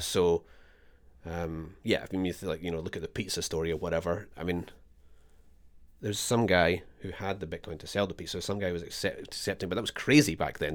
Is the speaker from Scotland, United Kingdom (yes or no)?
yes; Scotland, United Kingdom; moved away as an adult; now in Australia; I am Scottish